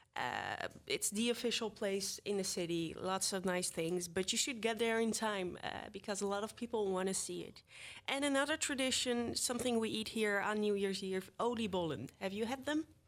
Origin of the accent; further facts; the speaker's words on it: The Hague, South Holland, Netherlands; I'm from The Hague originally